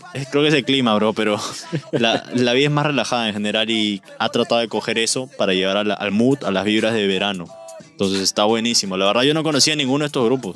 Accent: Peru; Nosotros somos peruanos

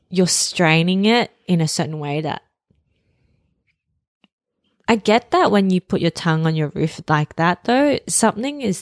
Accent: Sydney, New South Wales, Australia; Our topic for today is around Sydney. You know, it's our home. Uh, we've grown up here our whole lives.

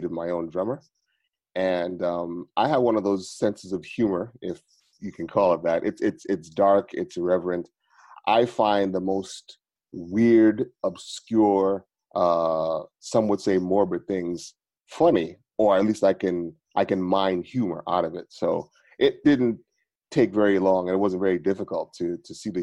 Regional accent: New York City, New York, United States; moved away; I am originally from Brooklyn

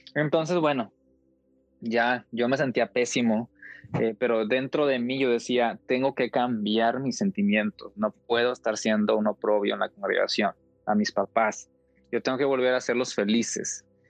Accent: Coahuila, Mexico; De donde yo soy, de Coahuila, hace un calor intenso en tiempo de calor

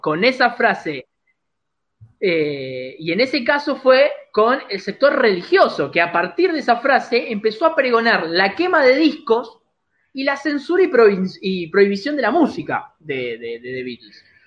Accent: Argentina; somos argentinos orgullosos

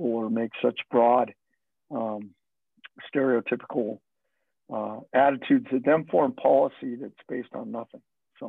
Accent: Phoenix, Arizona, United States; also born or lived in Southern California / Utah; I was not from the Pacific Northwest. I was from the Southwest. Grew up in Phoenix, grew up in LA or in Southern California. Not LA itself, but near there, Southern California, Utah, Arizona. That's where I lived in my youth.

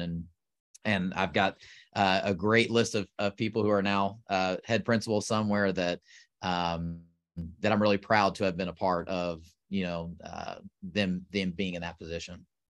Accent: South Texas, United States; moved away as an adult; now in Oklahoma, United States; I grew up in Texas, uh, actually South Texas

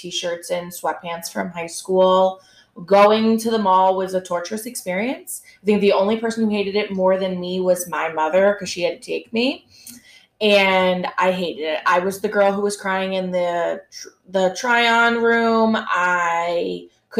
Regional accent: New York, United States; I am a New Yorker

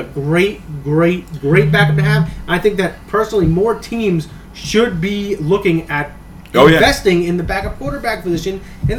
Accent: New Jersey, United States; even though we're from New Jersey

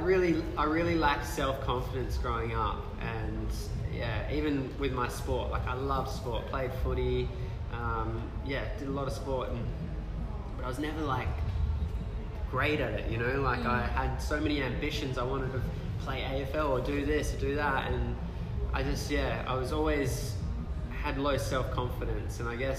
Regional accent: Thornley, England, United Kingdom; I guess the area I grew up around, I grew up in Thornley. Nothing against anyone that grew up in Thornley.

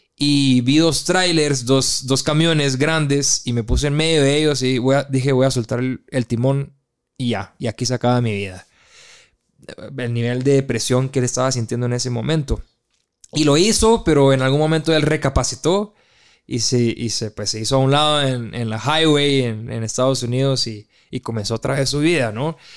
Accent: Guatemala; moved away; also born or lived in Brazil; regresé a Guatemala hace dos años aproximadamente y me siento migrante en mi país

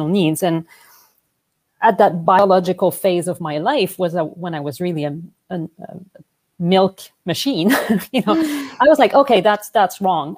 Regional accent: Montreal, Quebec, Canada; accent: French; English is a second language; moved away as an adult; now in Vancouver, Canada; I'm originally from Montreal, hence the French accent

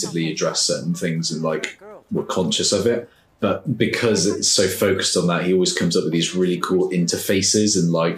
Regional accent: United Kingdom; us as stiff upper lip Brits

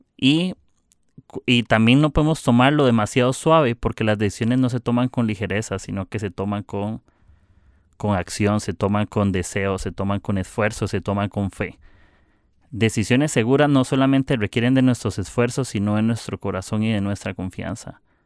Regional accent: Costa Rica; soy de Costa Rica

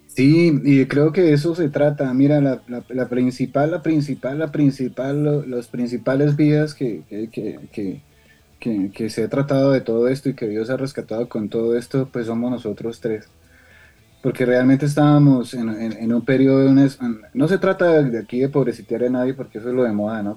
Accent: Sogamoso, Boyacá, Colombia; nosotros somos boyacenses de Sogamoso, Boyacá

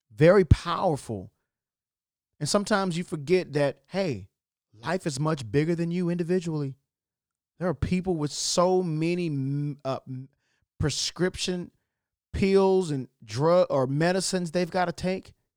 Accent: Texas County, Arkansas, United States; Y'all know I'm country. I'm from Texas County, Arkansas

